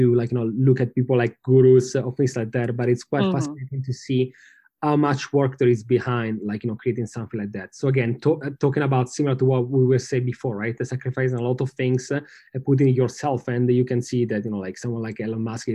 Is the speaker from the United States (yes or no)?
no; Milan, Lombardy, Italy; I'm from Milano